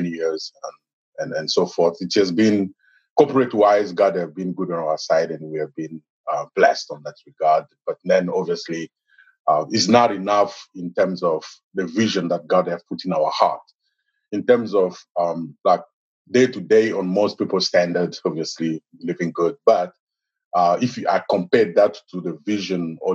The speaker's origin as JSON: {"language": "English", "country": "DR Congo", "moved": "as an adult", "lives_now": "United States", "said": "I am originally from Congo, Democratic Republic of Congo in Africa. I came in the United States in 2011, about 8 years ago"}